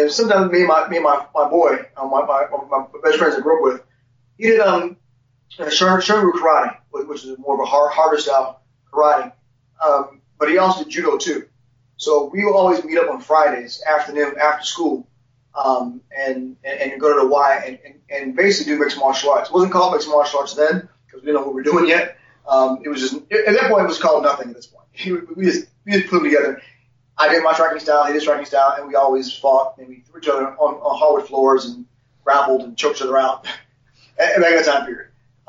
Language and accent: English; Ohio, United States; also born or lived in Cincinnati / Nashville; I'm from Ohio originally.